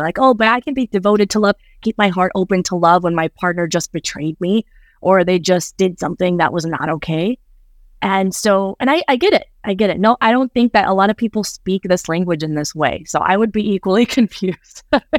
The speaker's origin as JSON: {"language": "English", "region": "Midwest", "country": "United States", "tie": "born or raised there", "said": "I grew up in the Midwest in the Southern Baptist Church."}